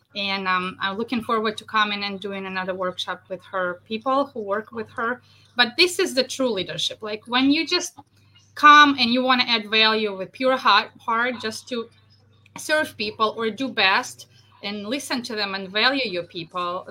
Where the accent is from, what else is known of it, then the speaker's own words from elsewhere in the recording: Russia; moved away as an adult; also born or lived in central New York; now in New York, United States; Originally, I'm from Russia.